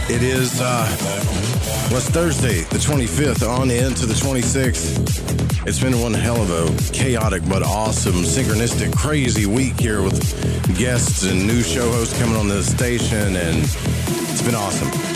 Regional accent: the South, United States; accent: southern; both got the uh, southern accent

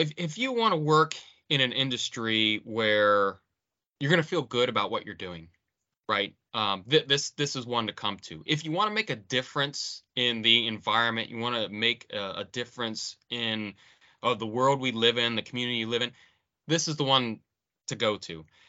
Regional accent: Akron, Ohio, United States; So, I grew up in Akron, Ohio, playing a lot of basketball.

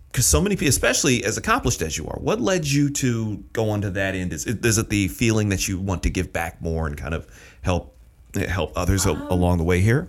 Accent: Michigan, United States; moved away as an adult; originally I'm from Michigan

